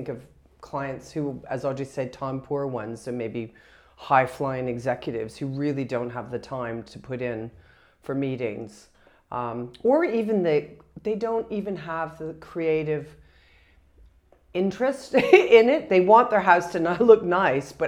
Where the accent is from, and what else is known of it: Canada